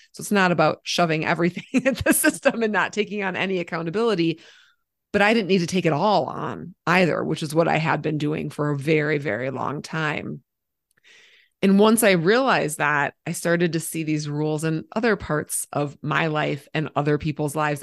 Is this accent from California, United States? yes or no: no; Minnesota, United States; moved away as an adult; now in Colorado, United States; I live in Colorado, but I'm from Minnesota